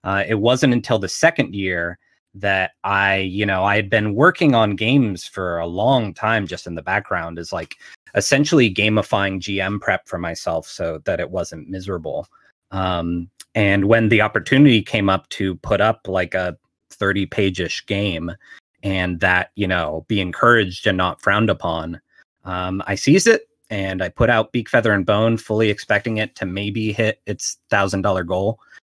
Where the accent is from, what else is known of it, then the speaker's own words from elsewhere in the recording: Pittsburgh, Pennsylvania, United States; So I'm from Pittsburgh, Pennsylvania, and we have a yearly zine fair here in the city.